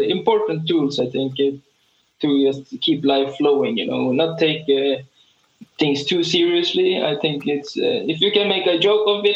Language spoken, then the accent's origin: English; Sweden; we came from Sweden